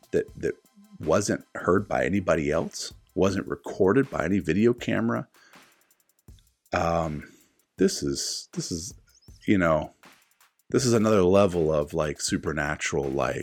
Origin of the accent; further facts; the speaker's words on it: South Carolina, United States; my home state in South Carolina